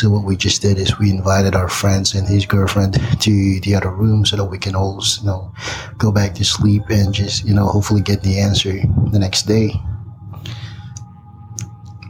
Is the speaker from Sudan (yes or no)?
no; Philippines; moved away as an adult; now in Big Bear, United States; I'm originally from the Philippines, but now living in Big Bear, California